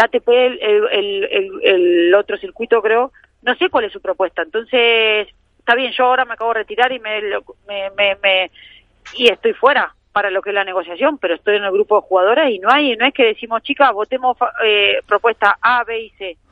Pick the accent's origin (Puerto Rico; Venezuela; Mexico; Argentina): Argentina; Soy argentina